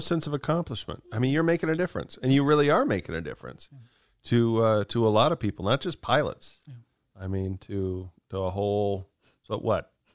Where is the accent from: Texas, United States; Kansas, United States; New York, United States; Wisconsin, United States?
Kansas, United States; moved away; I'm from Kansas